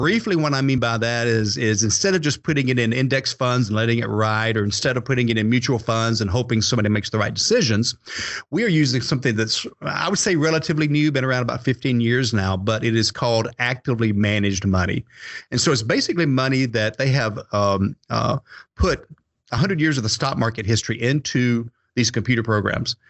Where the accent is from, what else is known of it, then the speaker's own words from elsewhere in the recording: Atlanta, Georgia, United States; I was born and raised in the Atlanta area.